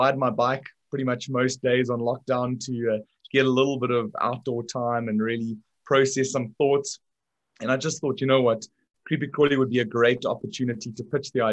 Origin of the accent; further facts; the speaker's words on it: South Africa; when you and I were younger and growing up in South Africa